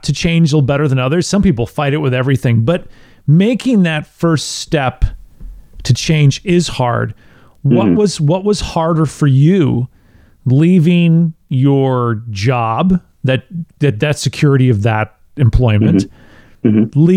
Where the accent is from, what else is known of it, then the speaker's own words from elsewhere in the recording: Wisconsin, United States; also born or lived in Tennessee; now in Clarksville, United States; I grew up in Wisconsin